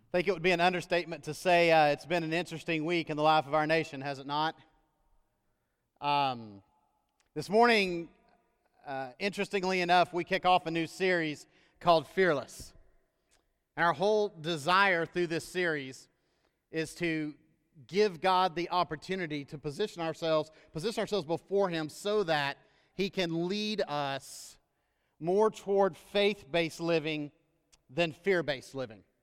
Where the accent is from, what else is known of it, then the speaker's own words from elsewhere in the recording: United States; as an American that loves this country, uh, and that is always happy to return home